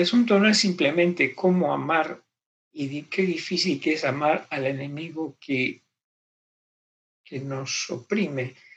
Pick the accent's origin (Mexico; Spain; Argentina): Argentina; crecí en Argentina